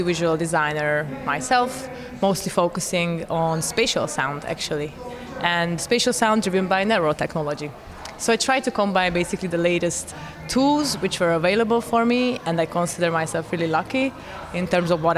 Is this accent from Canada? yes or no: no; Hungary; moved away as an adult; also born or lived in New York; I'm originally from Hungary